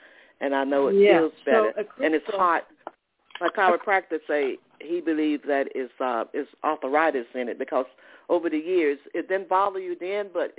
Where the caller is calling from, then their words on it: Atlanta, Georgia, United States; I'm calling from Atlanta, Georgia.